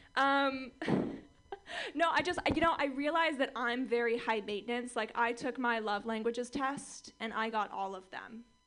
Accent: Orange County, California, United States; I grew up in Orange County, California

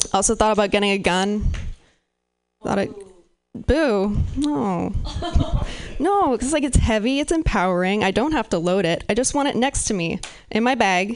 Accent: Pacific Northwest, United States; I'm from the Pacific Northwest

